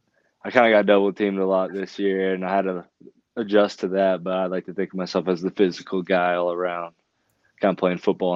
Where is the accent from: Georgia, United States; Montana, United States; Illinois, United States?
Montana, United States; Helena; I was born in Helena, and obviously I still live in Helena. I go to Capitol High. But yeah, mostly just live out in the valley